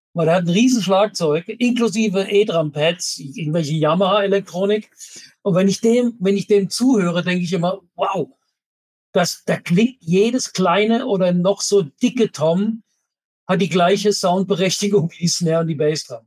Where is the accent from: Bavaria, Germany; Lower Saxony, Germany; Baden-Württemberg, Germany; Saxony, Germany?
Baden-Württemberg, Germany; Kehl; moved away; weil da komme ich ja ursprünglich her, aus Kehl am Rhein